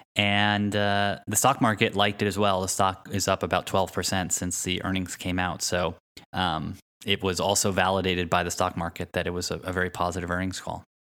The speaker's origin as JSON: {"language": "English", "region": "East Coast", "country": "United States", "tie": "born or raised there", "said": "the homes we grew up in on the East Coast"}